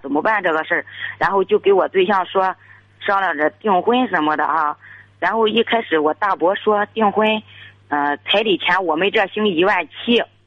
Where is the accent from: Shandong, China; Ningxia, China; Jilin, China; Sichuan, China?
Shandong, China; Liaocheng; 我是聊城的